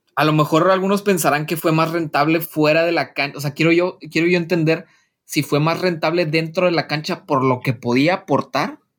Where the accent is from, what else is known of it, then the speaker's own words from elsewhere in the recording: Mexico; nosotros como mexicanos